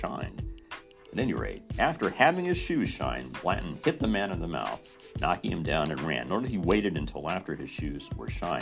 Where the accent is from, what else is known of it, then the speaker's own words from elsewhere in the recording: Mitchell, United States; moved away; my hometown of Mitchell.